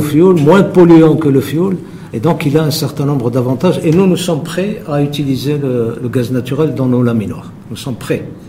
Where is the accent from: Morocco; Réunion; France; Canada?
Morocco; chez nous au Maroc